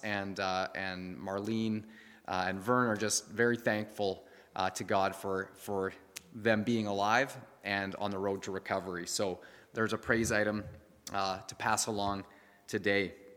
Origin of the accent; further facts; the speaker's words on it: Canada; we as the Canadian church